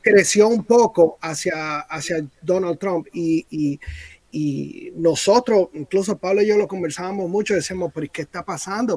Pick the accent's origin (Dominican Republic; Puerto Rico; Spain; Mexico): Dominican Republic; now in United States; yo como dominicano